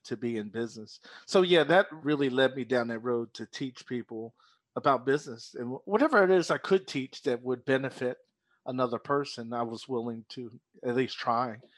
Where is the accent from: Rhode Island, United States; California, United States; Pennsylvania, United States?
Pennsylvania, United States; Philadelphia; moved away; also born or lived in South Jersey; born and raised in Philadelphia, but spent twenty-six years in South Jersey